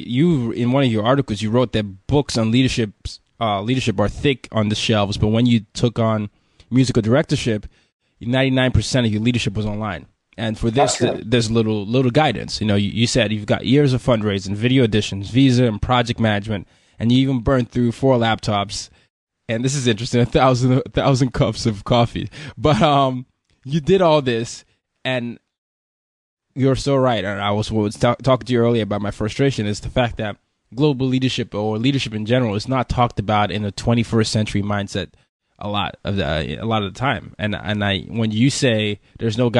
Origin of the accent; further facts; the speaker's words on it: Nigeria; I'm from Nigeria